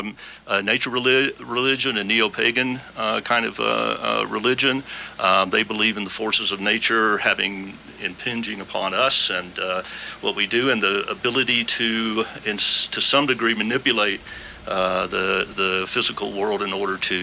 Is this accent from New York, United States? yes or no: no; Atlanta, Georgia, United States; moved away; I'm from Atlanta originally, and my family was from North Carolina mountains and Atlanta